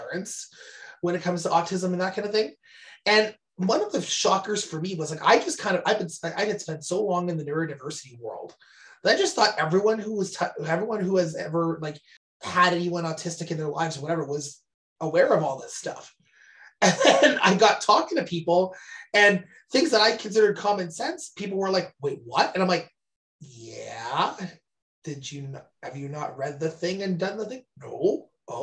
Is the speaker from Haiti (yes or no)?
no; Canada; we're Canadian